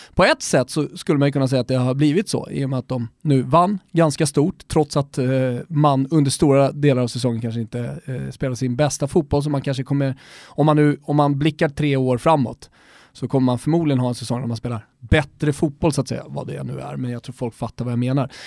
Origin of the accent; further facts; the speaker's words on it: Sweden; som svensk